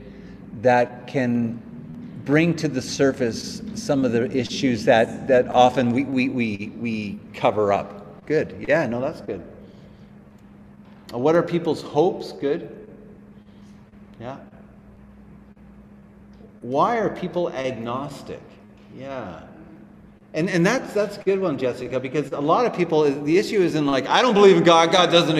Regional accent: Canada; we're Canadian. We understand the language of our culture

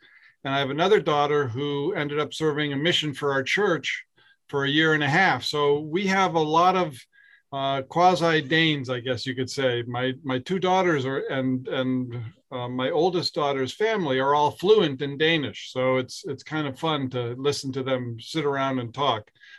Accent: Lakes Region, New Hampshire, United States; also born or lived in Bow, New Hampshire; I grew up in the Lakes region. I'm a product of New Hampshire public schools, I used to say, in my political campaigns. But I now live in Bow, where I have lived for the past 33 years

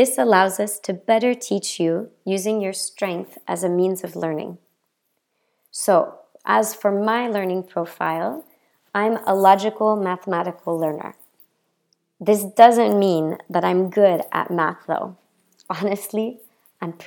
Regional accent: Memphis, Tennessee, United States; moved away as an adult; now in France; I'm an American born and raised in the south of the United States.

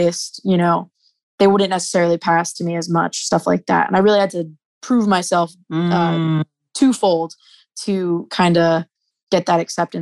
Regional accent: New Jersey, United States; I'm from New Jersey

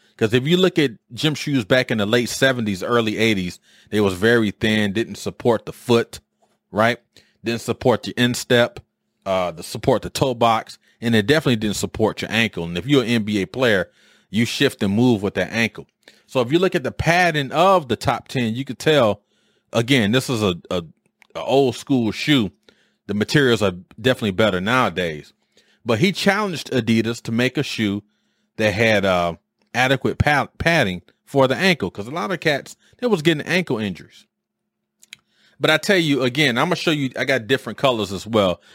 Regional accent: Detroit, Michigan, United States; moved away as an adult; as a youth growing up in Detroit, I was born in seventy-four

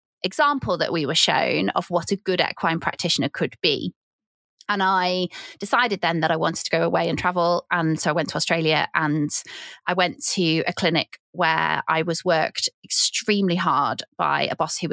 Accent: Cheshire, North West England, United Kingdom; moved away; also born or lived in Yorkshire; I'm from Cheshire and I'm from a really big dairy area

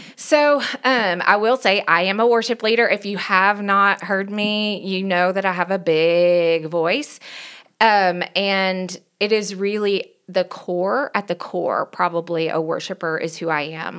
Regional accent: Knoxville, Tennessee, United States; accent: country; moved away as an adult; also born or lived in Virginia; now in Denver, United States; I was born and raised in Knoxville, Tennessee, so if you hear a country accent

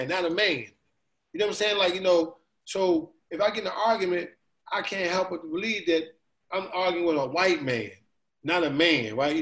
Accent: Baltimore, Maryland, United States; I'm from Baltimore

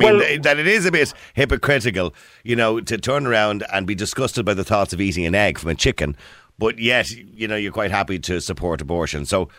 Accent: Ireland; Because we're from Ireland.

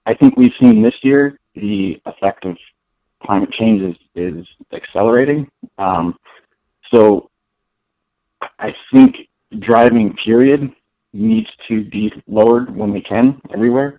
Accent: Loveland, Colorado, United States; also born or lived in Boulder / Fort Collins; now in Denver, United States; So I grew up in Colorado. I was born in Loveland, went to school at CSU, then eventually moved to Boulder, and then made my way down to Denver in 2013.

